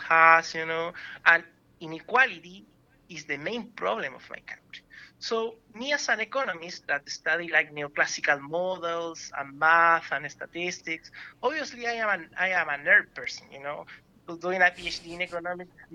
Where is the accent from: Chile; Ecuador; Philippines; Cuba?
Chile; moved away as an adult; now in Vancouver, Canada; I came from Chile